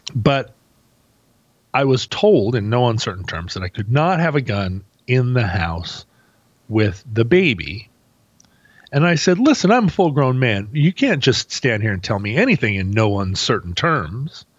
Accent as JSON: {"language": "English", "region": "Alaska", "country": "United States", "said": "I come from Alaska."}